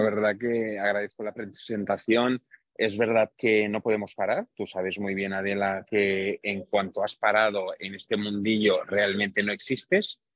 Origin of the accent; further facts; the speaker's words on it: Romania; moved away; de un pueblo muy pequeñito en Rumanía, muy cerquita, como tú bien has dicho, de los Cárpatos. Mi familia es húngara de origen, nacimos en Rumanía